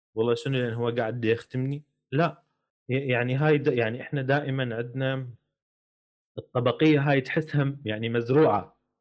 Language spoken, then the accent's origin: Arabic; Iraq; accent: Iraqi; احنا نقول بالعراقي